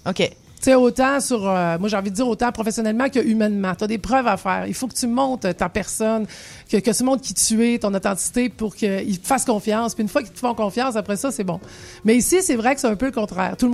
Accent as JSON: {"language": "French", "region": "Quebec", "country": "Canada", "lives_now": "Paris, France", "said": "tu dois bosser beaucoup sur toi en tant que Québécoise à Paris parce qu'il y a un paquet de trucs qui sont pas pareils"}